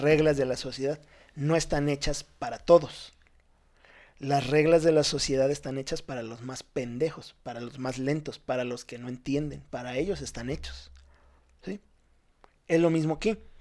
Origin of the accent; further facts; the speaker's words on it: Ciudad Madero, Tamaulipas, Mexico; moved away; also born or lived in Veracruz; yo soy de Veracruz, pero viví toda mi vida en Ciudad Madero, Tamaulipas.